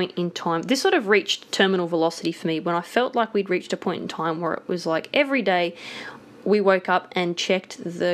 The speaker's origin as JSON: {"language": "English", "area": "Blue Mountains", "region": "New South Wales", "country": "Australia", "tie": "born or raised there", "said": "grew up in the Blue Mountains, so every summer it was bushfire season."}